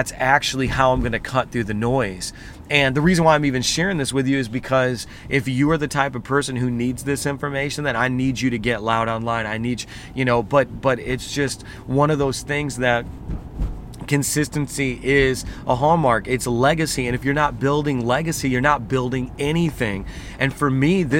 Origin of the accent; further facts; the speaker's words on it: Indiana, United States; now in New York City, United States; I'm from Indiana